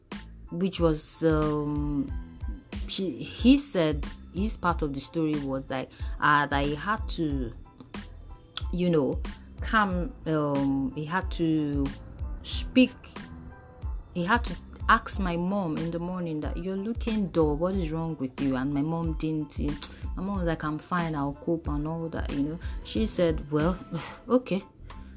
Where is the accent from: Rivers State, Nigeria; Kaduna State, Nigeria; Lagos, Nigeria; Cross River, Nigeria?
Lagos, Nigeria; Mushin; I was born in Mushin local government area